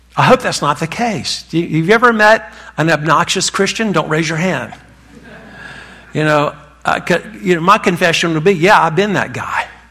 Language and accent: English; North Carolina, United States; accent: Southern; I was raised in North Carolina. That's where this accent comes from